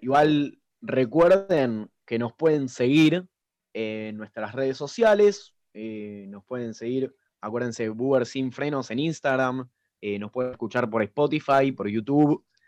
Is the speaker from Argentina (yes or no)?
yes; Argentina; nosotros los argentinos tenemos ese sentimiento